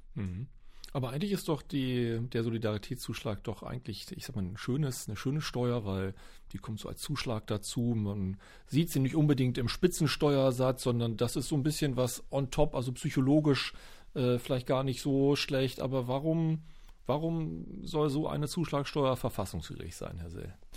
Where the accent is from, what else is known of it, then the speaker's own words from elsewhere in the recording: Berlin, Germany; Ich als Berliner